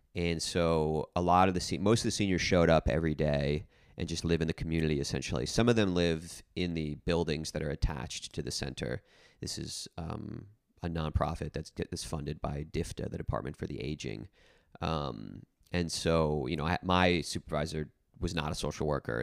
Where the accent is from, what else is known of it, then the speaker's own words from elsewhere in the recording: New Jersey, United States; moved away as an adult; also born or lived in Nashville; I grew up in New Jersey, and I, um, specifically grew up in, uh, an area of New Jersey that's quite rural